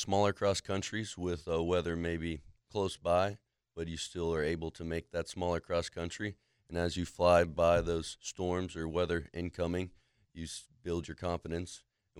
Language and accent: English; Jacksonville, Florida, United States; I grew up in Jacksonville, Ortega area, and right next to the AS base